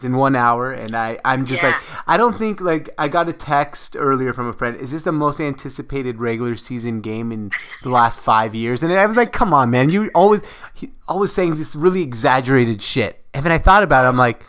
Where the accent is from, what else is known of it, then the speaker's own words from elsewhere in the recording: Seattle, Washington, United States; I'm from Seattle.